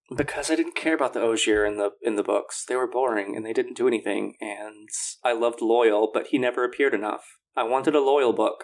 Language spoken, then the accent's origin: English; Louisiana, United States; I come from Louisiana